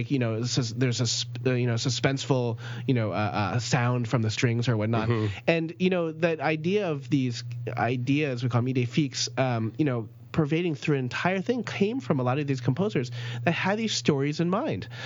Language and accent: English; New Jersey, United States; When I was growing up in New Jersey, there's there's fantastic apple farms there.